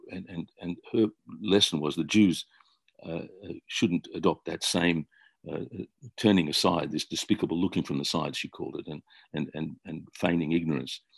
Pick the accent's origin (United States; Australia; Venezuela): Australia; I grew up in Australia